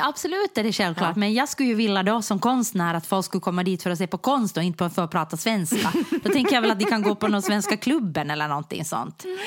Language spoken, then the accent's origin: Swedish; Ostrobothnia, Finland; jag är ju ändå i grunden österbottning